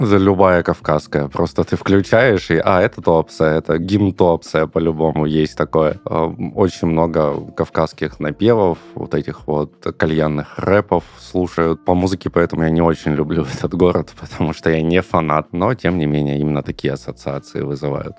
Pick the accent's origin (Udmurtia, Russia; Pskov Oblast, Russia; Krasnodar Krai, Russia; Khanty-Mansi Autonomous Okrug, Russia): Krasnodar Krai, Russia; Tuapse; moved away as an adult; я родился в Краснодаре. В Туапсе попал в возрасте 9 лет. Родителям mm-hmm. предложили работу в Туапсе. Мы всей семьей переехали. И до 18 лет, до поступления в университет, я жил в Туапсе.